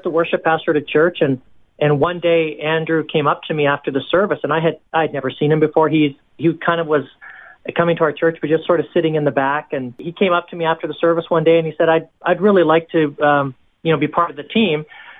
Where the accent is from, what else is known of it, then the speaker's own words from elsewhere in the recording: Hong Kong; also born or lived in Canada / Singapore; now in United States; Yeah, so I'm from Canada originally, and then I actually grew up in Hong Kong and Singapore. My parents were missionaries over there, so I kind of had this gypsy lifestyle.